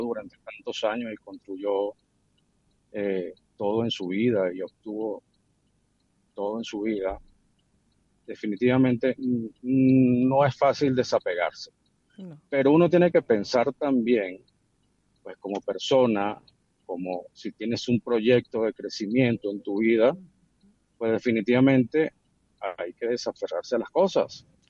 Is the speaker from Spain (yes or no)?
no; Venezuela; somos nosotros los venezolanos